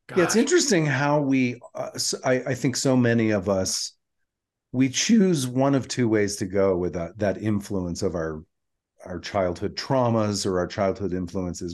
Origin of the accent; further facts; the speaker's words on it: Atlanta, Georgia, United States; moved away; growing up in Atlanta, my my junior high and high school years